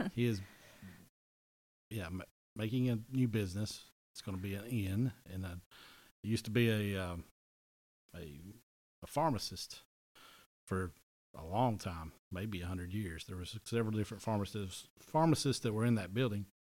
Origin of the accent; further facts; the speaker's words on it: Sweetwater, Tennessee, United States; we're from Sweetwater, Tennessee